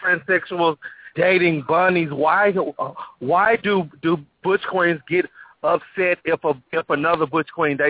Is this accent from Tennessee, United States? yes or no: yes; Memphis, Tennessee, United States; now in Atlanta, United States; I'm calling from Atlanta, but I'm from Memphis.